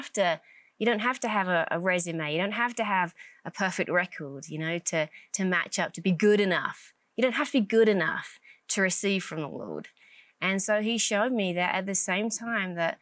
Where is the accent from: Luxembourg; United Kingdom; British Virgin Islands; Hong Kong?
United Kingdom; England; moved away as an adult; now in United States; Originally from England, born and raised in England, and then moved over to America in 2008.